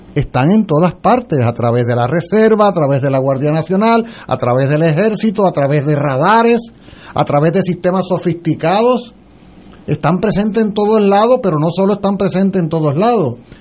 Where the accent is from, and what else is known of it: Puerto Rico